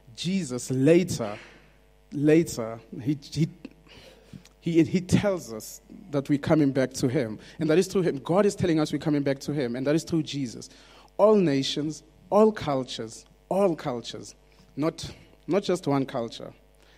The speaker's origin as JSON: {"language": "English", "country": "South Africa", "tie": "born or raised there", "second_language": "English", "said": "I grew up in South Africa"}